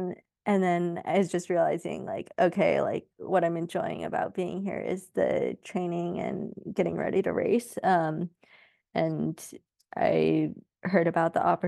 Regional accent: Sacramento, California, United States; So I grew up like in the Sacramento area in California. My parents are still out there.

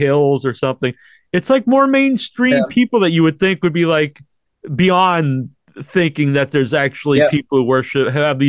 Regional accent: Cape Cod, Massachusetts, United States; I grew up on the Cape.

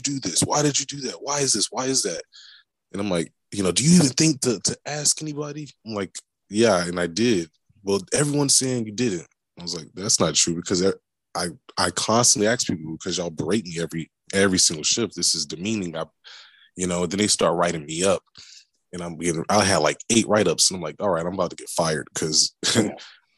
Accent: Tampa, Florida, United States; I grew up in Central Florida. I grew up in Tampa.

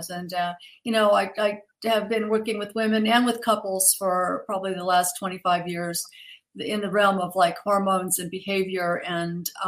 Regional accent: Kentucky, United States; born there; actually, I was born in Kentucky, so I know it's a long way from Georgia, but still, I, I can

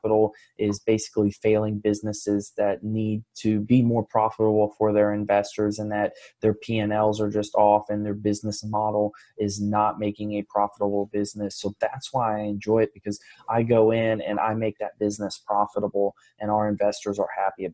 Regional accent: Fort Lauderdale, Florida, United States; I grew up in Fort Lauderdale.

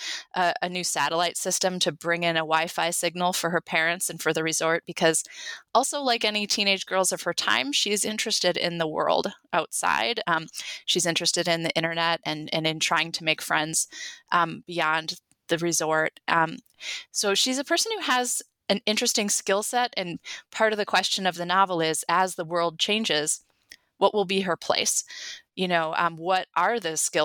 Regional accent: Sturgeon Bay, Wisconsin, United States; I grew up in Door County. I grew up in Sturgeon Bay

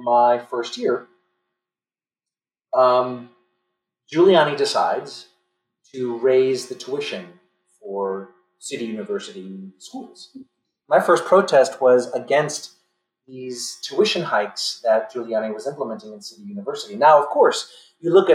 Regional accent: New York City, New York, United States; I grew up in the Linden Projects of East New York, Brooklyn

